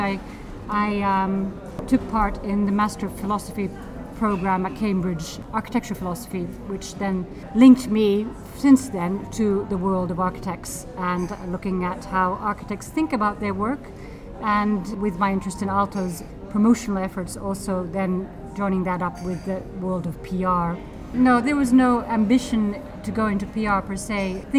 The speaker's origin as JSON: {"language": "English", "town": "Helsinki", "region": "Uusimaa", "country": "Finland", "also_born_or_lived": "Edinburgh", "second_language": "English", "moved": "as an adult", "said": "Well, yes, I'm from Helsinki, and I grew up here and there, and I had a plan to leave Finland, and I decided to study at Edinburgh, History of Art"}